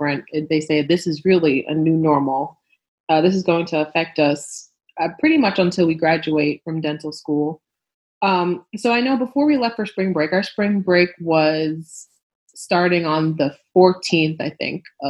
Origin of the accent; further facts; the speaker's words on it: New York, United States; moved away as an adult; now in Nashville, United States; I'm from New York